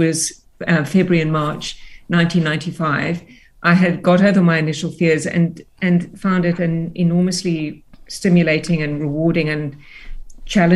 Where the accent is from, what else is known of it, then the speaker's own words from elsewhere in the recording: Cape Town, Western Cape, South Africa; also born or lived in United Kingdom; I grew up in Cape Town. My parents immigrated to South Africa when I was seven. And so I really, you know, I did all my schooling in South Africa.